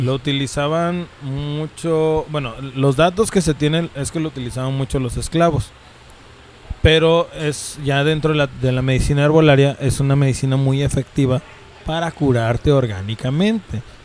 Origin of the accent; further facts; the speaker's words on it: Mexico; si soy de México, soy mexica